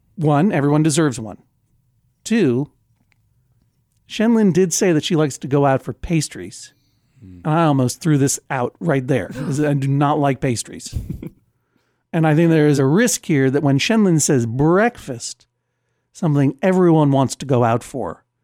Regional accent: East Coast, United States; I'm from the East Coast

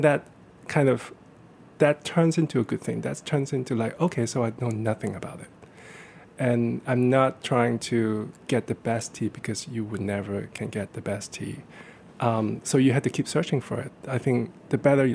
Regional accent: Hong Kong; moved away; I grew up in Hong Kong

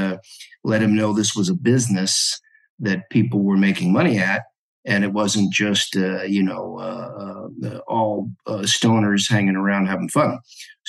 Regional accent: Los Angeles, California, United States; born or raised there; also born or lived in New York area / Alabama / Florida / San Francisco Bay Area

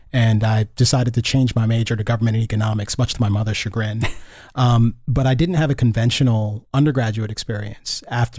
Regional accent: Gaithersburg, Maryland, United States; also born or lived in Loudoun County, Virginia; First in, I guess that was Loudoun County, Virginia. And then we moved from Virginia to Maryland and I went to school in Gaithersburg, Maryland

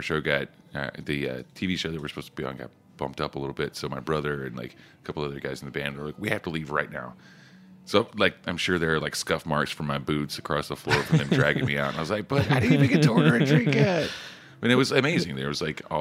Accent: Oklahoma, United States; I grew up in Oklahoma

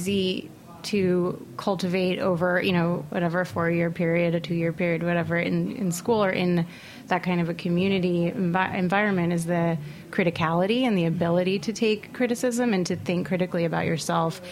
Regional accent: New York City, New York, United States; I grew up in Manhattan. I went to an Upper East Side private school.

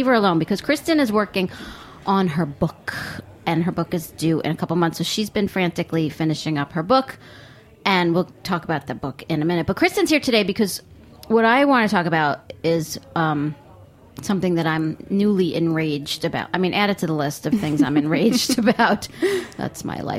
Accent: Long Island, New York, United States; growing up on Long Island on an old potato farm

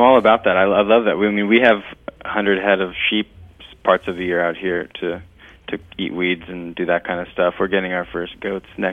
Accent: Winters, California, United States; also born or lived in San Luis Obispo, California / Washington, D.C. / Greece; now in Sonoma, United States; I grew up in Winters, California

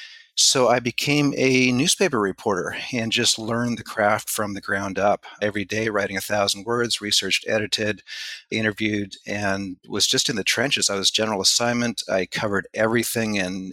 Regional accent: Canada; I was born in Canada. I was raised in Canada.

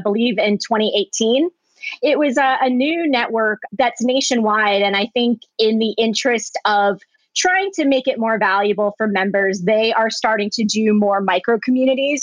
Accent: Springfield, Virginia, United States; born or raised there; moved away as an adult; also born or lived in Orange County / Culver City; now in Los Angeles, United States

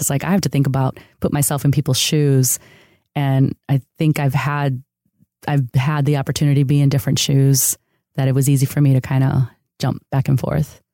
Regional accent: outside of Chicago, Illinois, United States; first language Spanish; English is a second language; also born or lived in San Diego; now in Los Angeles, United States; I grew up in a city outside of Chicago that was a huge, uh, neighborhood of immigrants from Mexico. Uh, so s, Spanish was actually my first language

